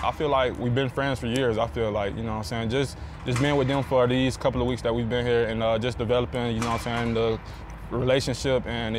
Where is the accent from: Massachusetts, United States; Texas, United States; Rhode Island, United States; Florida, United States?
Florida, United States; moved away as an adult; now in Las Vegas, United States; I'm from Florida, so it's a lot of sun there also.